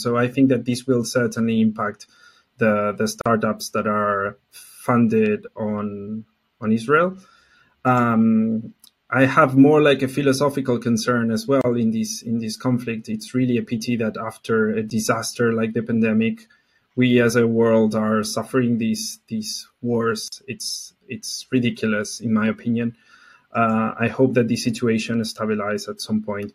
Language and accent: English; Argentina; I'm from Argentina. Uh, not from Mexico